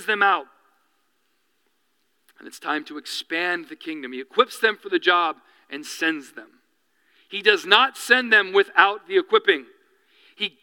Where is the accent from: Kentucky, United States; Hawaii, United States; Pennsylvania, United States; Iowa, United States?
Pennsylvania, United States; Reading; now in New York, United States; We grew up outside of Reading, Pennsylvania, which is real close to, I was in between Philadelphia and Reading